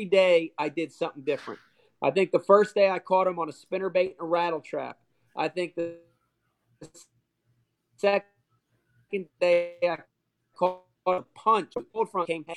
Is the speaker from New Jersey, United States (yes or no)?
yes; New Jersey, United States; I'm from New Jersey